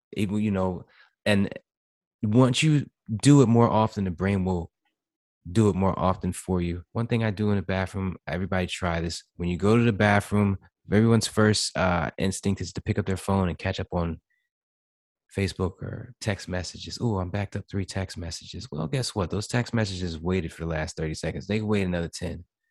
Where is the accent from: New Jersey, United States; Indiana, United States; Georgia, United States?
New Jersey, United States; moved away as an adult; now in Florida, United States; I'm from Jersey